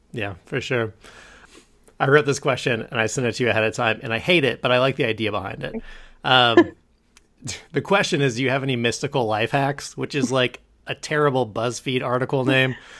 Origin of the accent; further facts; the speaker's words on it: Kansas City, United States; also born or lived in California; I grew up in Kansas City